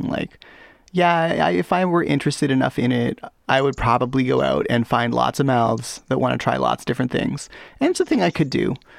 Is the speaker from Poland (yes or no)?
no; Canada; I'm Canadian.